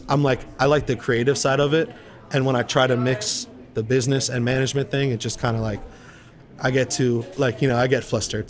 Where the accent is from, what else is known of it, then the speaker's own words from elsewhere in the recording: Tampa, Florida, United States; moved away as an adult; now in Austin, United States; I grew up in Tampa, so like I kind of got I wouldn't say sick of it, but I was like you know, it's been almost 30 years I've been living in the same city.